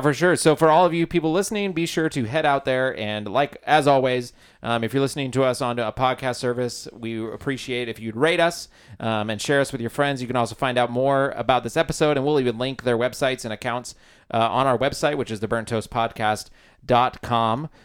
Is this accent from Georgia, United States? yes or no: no; Olympia, Washington, United States; moved away as an adult; I'm originally from Olympia, Washington